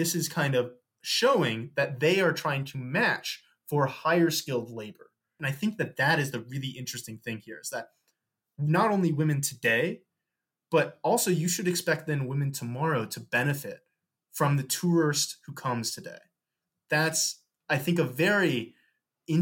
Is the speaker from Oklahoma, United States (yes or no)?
no; St. Louis, Missouri, United States; I'm from St. Louis, Missouri